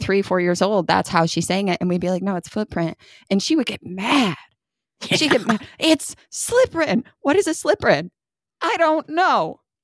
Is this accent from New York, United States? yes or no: yes; New York, United States; moved away as an adult; I lived in New York till I was twenty-four